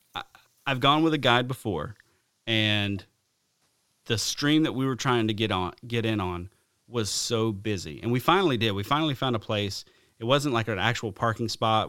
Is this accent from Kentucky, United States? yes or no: no; the South, deep South Alabama, United States; moved away; growing up in the South